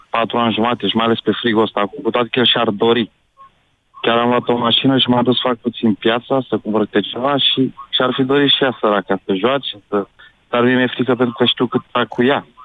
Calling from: Călărași, Călărași County, Romania; Eu sunt din Călăraș.

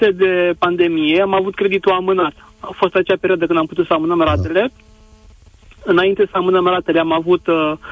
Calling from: Bucharest, Romania; sunt din București.

